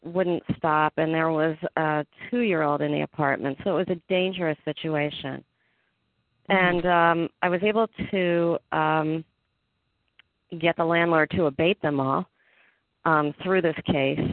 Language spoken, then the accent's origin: English; Cleveland, Ohio, United States; I'm originally from Cleveland, Ohio